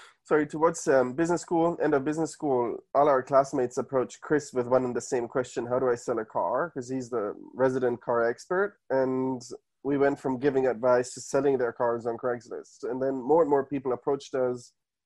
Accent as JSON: {"language": "English", "town": "Munich", "region": "Bavaria", "country": "Germany", "tie": "born or raised there", "moved": "as an adult", "lives_now": "United States", "said": "So I was born and raised in Munich"}